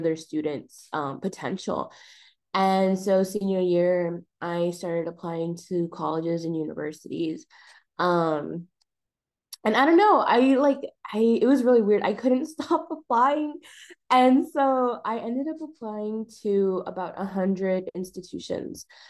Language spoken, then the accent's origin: English; El Paso, Texas, United States; now in Austin, United States; I am from El Paso, Texas